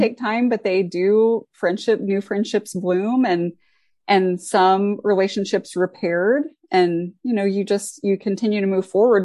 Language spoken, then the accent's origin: English; Ohio, United States; now in Indiana, United States; I grew up in Ohio